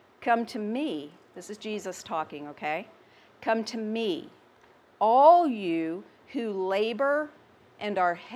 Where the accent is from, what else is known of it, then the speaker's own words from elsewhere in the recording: the South, United States; I'm from the South.